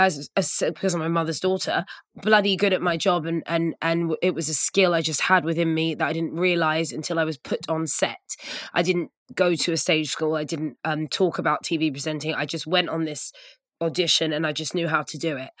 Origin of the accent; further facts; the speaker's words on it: United Kingdom; being a mixed race person growing up in Britain